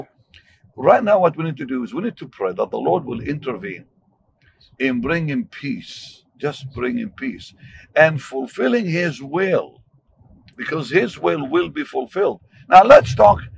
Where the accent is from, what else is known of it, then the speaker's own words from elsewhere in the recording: Jaffa, Tel Aviv District, Israel; moved away; I grew up in what is today Israel. I was born in Jaffa